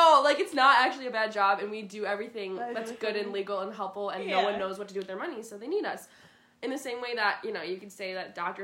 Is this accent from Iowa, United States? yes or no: yes; Dubuque, Iowa, United States; moved away as an adult; now in Iowa City, United States; I'm from originally from Dubuque, Iowa